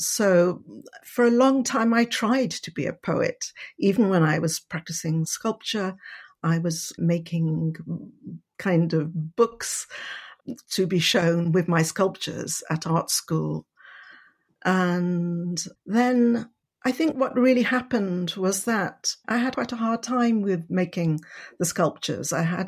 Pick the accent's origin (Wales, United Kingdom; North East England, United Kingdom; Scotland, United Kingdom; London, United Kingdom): Wales, United Kingdom; also born or lived in Paris, France; now in Cornwall, United Kingdom; I was born in Paris, grew up in France and Wales. I live in Cornwall, just under Bodmin Moor. I'm of French, Welsh and Indian heritage. I was brought up by my Indian grandmother in Mid Wales.